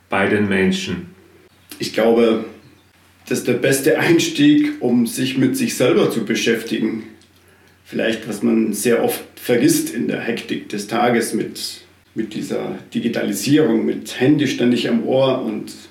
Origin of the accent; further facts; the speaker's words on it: South Tyrol, Italy; now in Berlin, Germany; bin gebürtiger Südtiroler, bin Baumpfleger und gestrandet in Berlin, wo ich momentan lebe und arbeite.